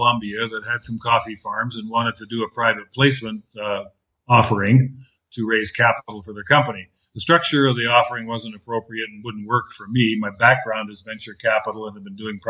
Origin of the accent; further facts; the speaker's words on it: Canada; moved away as an adult; also born or lived in Southern California, United States / Costa Rica / Mexico / Argentina; now in Panama; I'm Canadian, and I left the Great White North in 1989